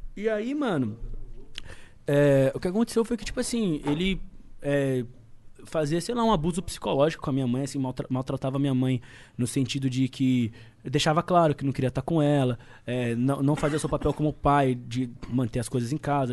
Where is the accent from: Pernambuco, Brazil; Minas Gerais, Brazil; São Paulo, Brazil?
São Paulo, Brazil; Osasco; also born or lived in Itaueira, Piauí; now in Carapicuíba, Brazil; porque eu nasci no Piauí, mas me criei em Osasco